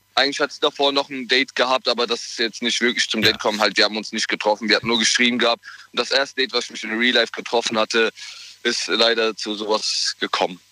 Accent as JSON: {"language": "German", "town": "Mainz", "region": "Rhineland-Palatinate", "country": "Germany", "said": "Ich komme aus Mainz."}